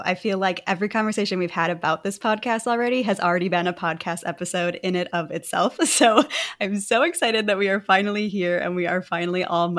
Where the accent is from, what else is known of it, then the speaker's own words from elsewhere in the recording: Wisconsin, United States; moved away; looking back at who I was in Wisconsin.